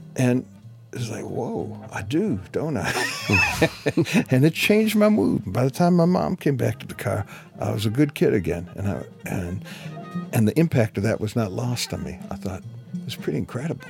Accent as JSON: {"language": "English", "town": "Detroit", "region": "Michigan", "country": "United States", "said": "I come from Detroit, Michigan. So I was, I was in Detroit"}